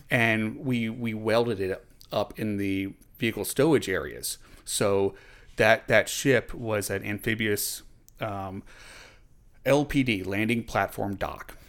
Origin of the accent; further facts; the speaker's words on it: Richmond, Virginia, United States; moved away as an adult; also born or lived in Monroe, Louisiana / Norfolk, Virginia; now in Philadelphia, United States; I grew up in Richmond, Virginia.